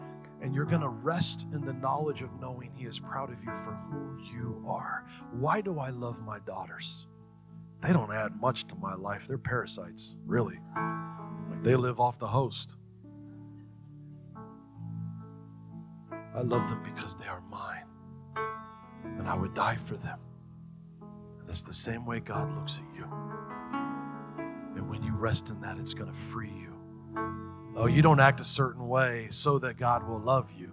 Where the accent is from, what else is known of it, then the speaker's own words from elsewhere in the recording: United States; I was born in the United States.